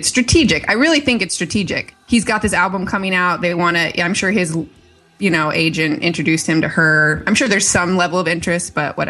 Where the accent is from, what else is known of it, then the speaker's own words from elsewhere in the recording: Michigan, United States; We're both from Michigan.